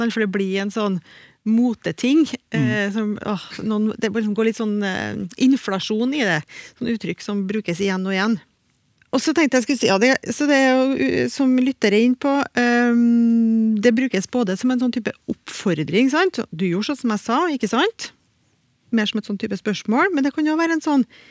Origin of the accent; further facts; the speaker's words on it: Trøndelag, Norway; accent: Trøndersk; I trøndersk, iallfall i min dialekt